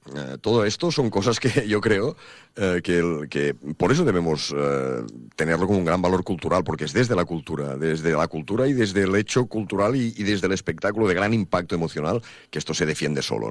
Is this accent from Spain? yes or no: yes; Banyoles, Catalonia, Spain; yo, claro, siendo catalán y habiendo nacido, como te digo, en Bañolas y, siendo de cultura catalana y taurina de toda mi vida